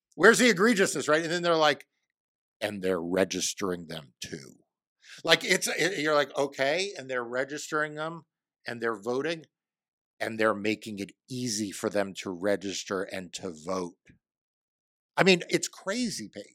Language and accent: English; New York, United States; now in Virginia, United States; My passport just says I was born in New York